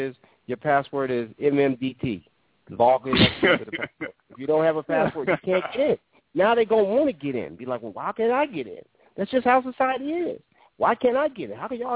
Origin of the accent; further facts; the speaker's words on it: New York, United States; growing up in New York